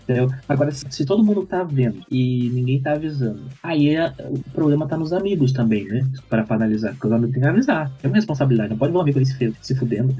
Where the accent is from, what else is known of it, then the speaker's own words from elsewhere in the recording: Porto Alegre, Rio Grande do Sul, Brazil; eu sou de Porto Alegre, Rio Grande do Sul